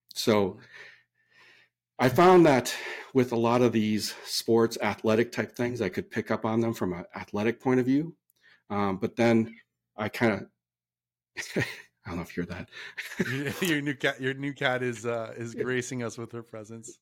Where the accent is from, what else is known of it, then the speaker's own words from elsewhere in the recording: Minnesota, United States; now in California, United States; I came from the Midwest. I'm from Minnesota originally. There's no ocean. I did grow up on lakes